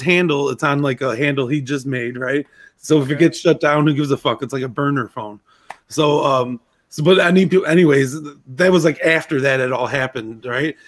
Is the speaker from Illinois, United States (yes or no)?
yes; Zion, Illinois, United States; where I grew up in Zion